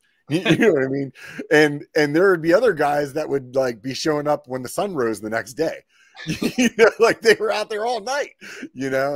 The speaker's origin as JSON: {"language": "English", "region": "Pennsylvania", "country": "United States", "tie": "born or raised there", "said": "I grew up in Pennsylvania"}